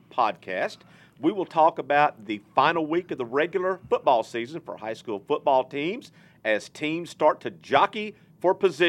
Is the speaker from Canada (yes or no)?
no; Texas, United States; moved away as an adult; now in Fort Smith, United States; remember back when I first got to Fort Smith in 1999, this first time I'd ever seen this, Rick, but I came from Texas into Arkansas, a new state, and they do things differently.